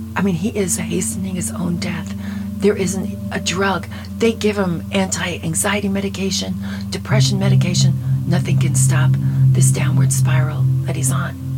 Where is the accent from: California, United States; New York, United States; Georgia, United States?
New York, United States; Long Island; moved away; also born or lived in Dallas; We're both from Long Island.